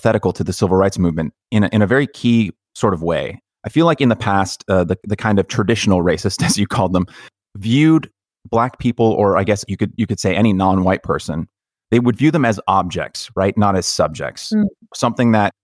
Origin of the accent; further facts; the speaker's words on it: United States; as an American